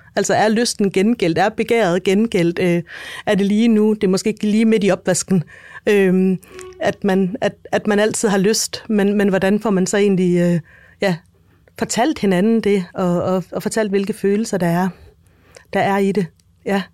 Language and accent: Danish; Denmark; jeg er dansker